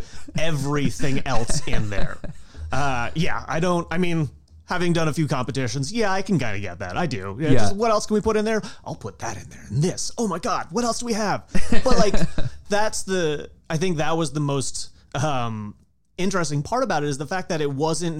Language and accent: English; the Hamptons, Eastern Long Island, New York, United States; I grew up out in the Hamptons, like way out on Eastern Long Island.